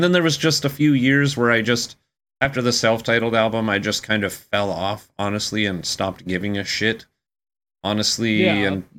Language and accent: English; United Kingdom; I'm British.